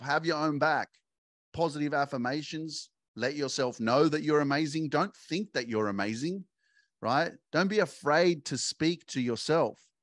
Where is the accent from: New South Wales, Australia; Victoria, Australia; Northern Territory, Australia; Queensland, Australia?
New South Wales, Australia; Sydney; I grew up in Sydney and all my friends were here and this was my hood